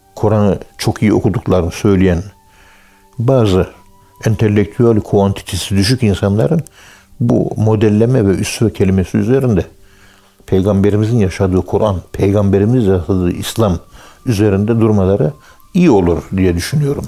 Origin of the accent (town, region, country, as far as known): Turkey